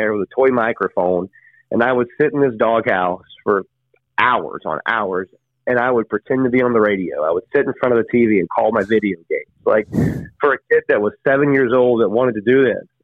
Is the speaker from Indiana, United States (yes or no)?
no; North Carolina, United States; growing up in North Carolina